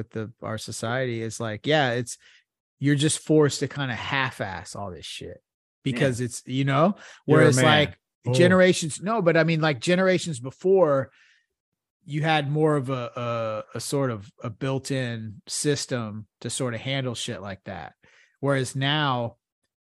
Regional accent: United States; I'm American

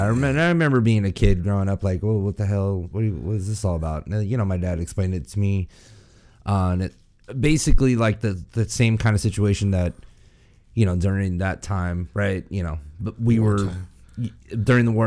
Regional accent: United States; also born or lived in Guam; I was born and raised out here in the States, man

